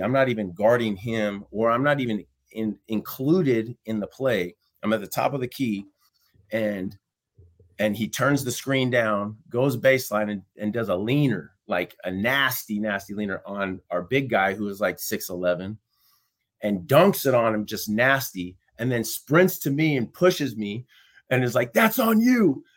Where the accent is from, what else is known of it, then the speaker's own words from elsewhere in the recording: New York City, New York, United States; moved away; also born or lived in Los Angeles / Boise; I was born in Brooklyn